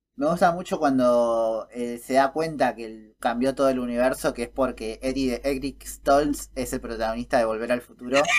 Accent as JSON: {"language": "Spanish", "country": "Argentina"}